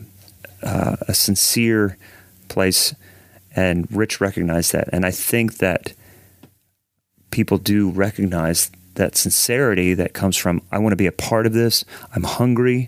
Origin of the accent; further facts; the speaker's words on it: Central Ohio, United States; we're both from Central Ohio